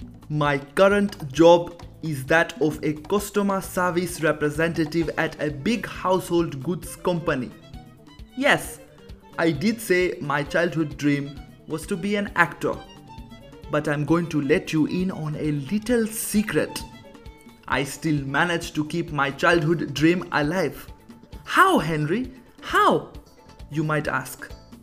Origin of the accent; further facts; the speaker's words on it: Nigeria; born there; I was born in Nigeria, but everyone thinks I am not from this world